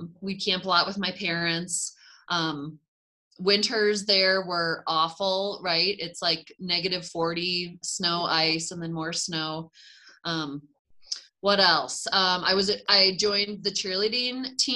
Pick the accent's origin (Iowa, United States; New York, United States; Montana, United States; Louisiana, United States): Iowa, United States; Cedar Falls; moved away as an adult; also born or lived in Las Vegas; now in Flagstaff, United States; I'm from Iowa. So growing up was a lot of humid summers